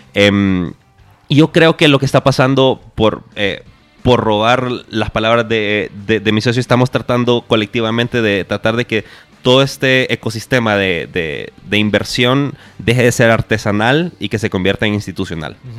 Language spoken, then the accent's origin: Spanish; Honduras; moved away as an adult; now in Guatemala; yo soy de Honduras